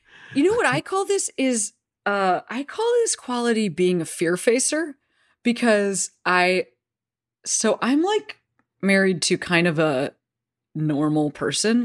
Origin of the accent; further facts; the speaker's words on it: Chicago, Illinois, United States; I'm from Chicago